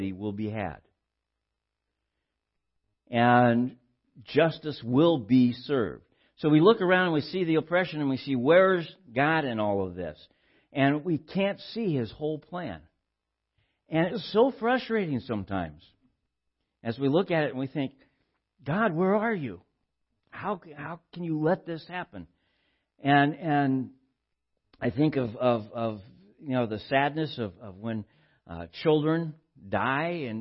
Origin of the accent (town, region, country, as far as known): Southern California, United States; born or raised there